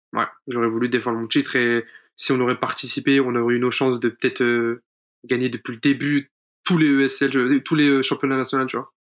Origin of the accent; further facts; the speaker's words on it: France; on est français